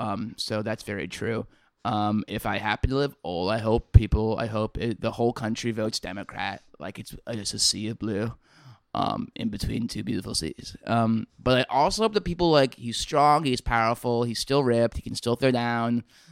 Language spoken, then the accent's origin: English; Virginia, United States; I grew up in Virginia.